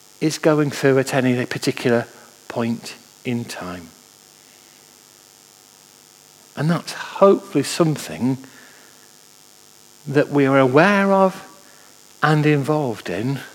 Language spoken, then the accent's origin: English; Manchester, North West England, United Kingdom; I was brought up in Manchester, and I can remember as a lad being taken into Manchester